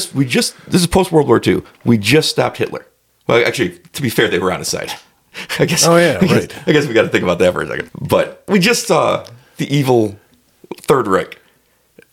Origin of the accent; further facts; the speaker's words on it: United States; I'm an American